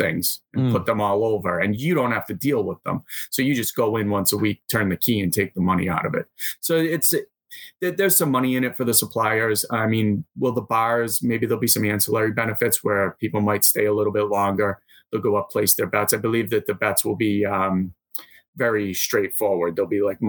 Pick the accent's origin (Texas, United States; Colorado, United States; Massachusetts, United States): Massachusetts, United States; I'm from Massachusetts